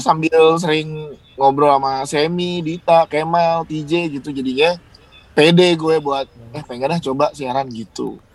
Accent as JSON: {"language": "Indonesian", "region": "Jakarta", "country": "Indonesia", "tie": "born or raised there", "lives_now": "South Tangerang, Indonesia", "said": "gue asli Jakarta gue Betawi"}